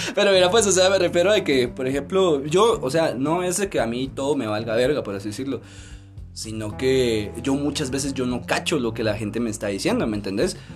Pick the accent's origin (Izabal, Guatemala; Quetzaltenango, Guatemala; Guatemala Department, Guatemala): Guatemala Department, Guatemala; Mixco; Soy de Misco.